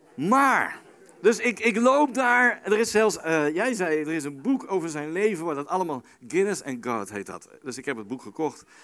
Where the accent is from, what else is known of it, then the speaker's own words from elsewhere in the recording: The Hague, South Holland, Netherlands; Ik kom uit Den Haag